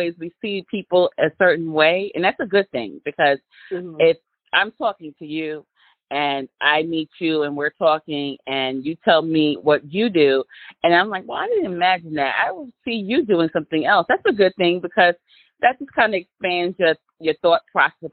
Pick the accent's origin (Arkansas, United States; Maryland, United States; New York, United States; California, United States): New York, United States; now in Virginia, United States; I am from New York, but I live in Virginia